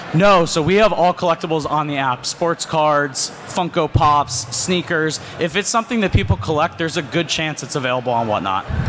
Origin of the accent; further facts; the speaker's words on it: Scranton, Pennsylvania, United States; I grew up in Scranton, Pennsylvania, and lived there my whole life